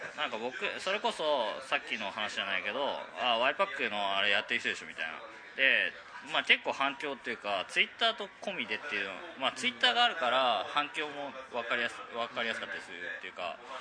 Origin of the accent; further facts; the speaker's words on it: Nagoya, Aichi, Japan; moved away as an adult; also born or lived in Yokohama; 出身はまあ名古屋っていうか愛知県なんですけど